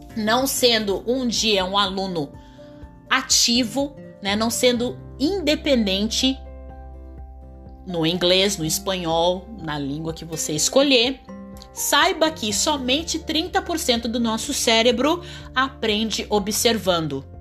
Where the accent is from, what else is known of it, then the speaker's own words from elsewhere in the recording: Brazil; eu sou brasileira nativa